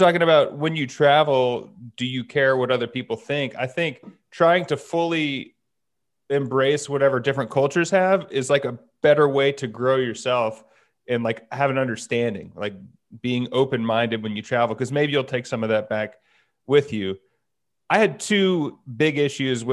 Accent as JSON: {"language": "English", "town": "Dallas", "region": "Texas", "country": "United States", "said": "I'm from Dallas"}